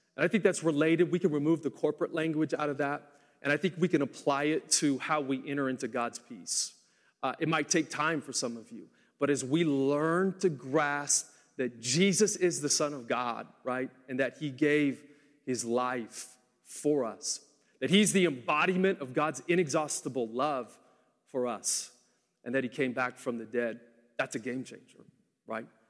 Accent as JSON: {"language": "English", "town": "Portland", "country": "United States", "tie": "born or raised there", "moved": "yes", "said": "I grew up in Portland and I lived there for seven years."}